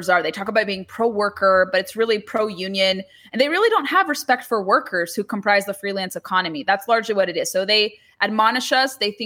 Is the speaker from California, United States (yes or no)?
yes; California, United States; because it's California, of course, my home state